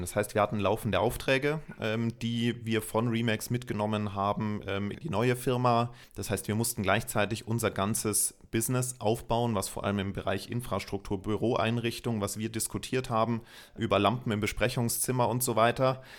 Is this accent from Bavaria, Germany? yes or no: yes; Munich, Bavaria, Germany; bin gebürtiger Münchner